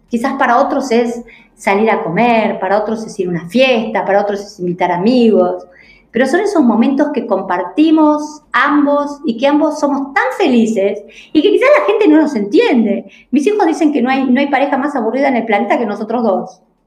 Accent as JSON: {"language": "Spanish", "country": "Argentina", "said": "acá los argentinos"}